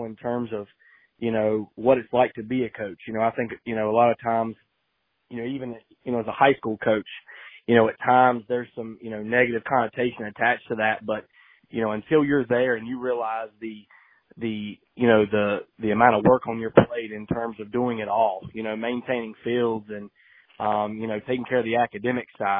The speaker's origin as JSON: {"language": "English", "town": "Lexington", "region": "North Carolina", "country": "United States", "said": "I'm from Lexington"}